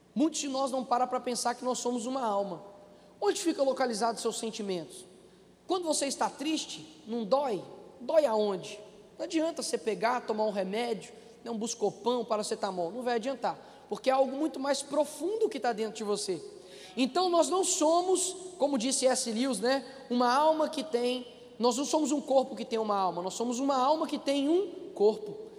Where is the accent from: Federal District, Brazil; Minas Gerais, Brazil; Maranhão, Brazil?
Minas Gerais, Brazil; Belo Horizonte; O meu avô fundou a Assembleia do Cabana, que foi a favela onde eu nasci.